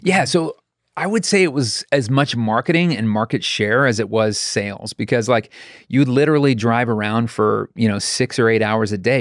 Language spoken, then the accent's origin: English; Raleigh, North Carolina, United States; I was born in Raleigh, North Carolina.